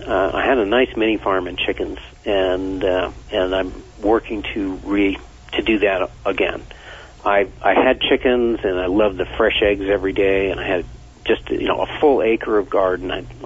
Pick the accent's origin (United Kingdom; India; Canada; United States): United States; Vermont; Well, I grew up in Vermont, and no one wanted to go hunting on the last day of hunting season.